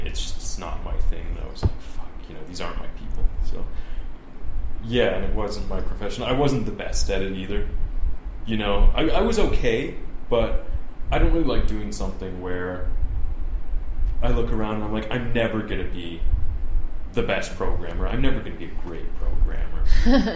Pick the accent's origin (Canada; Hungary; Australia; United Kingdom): Canada; moved away as an adult; also born or lived in Southern Ontario / China; I grew up in a small town in Canada.